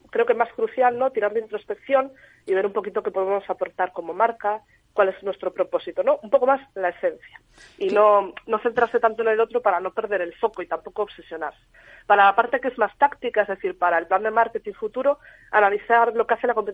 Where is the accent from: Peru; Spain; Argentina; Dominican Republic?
Spain; Galicia; Y sé que me estoy coronando un poco como gallega, pero depende.